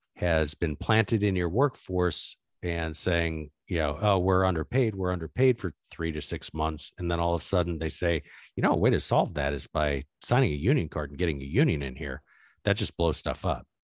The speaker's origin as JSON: {"language": "English", "region": "Arizona", "country": "United States", "tie": "born or raised there", "said": "I grew up in Arizona"}